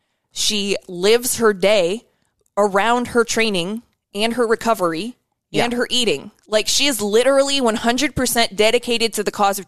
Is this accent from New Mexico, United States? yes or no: no; Denison, Iowa, United States; I'm white trash. From Denison, Iowa.